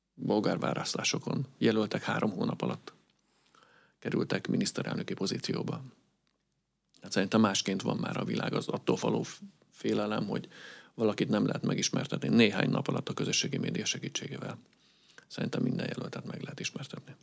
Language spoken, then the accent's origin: Hungarian; Budapest, Hungary; én a külvárosban nőttem fel